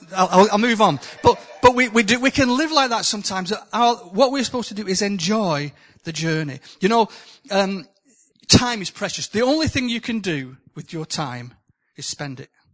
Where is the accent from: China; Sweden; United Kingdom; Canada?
United Kingdom; the north of England; accent: northern; my accent from the north.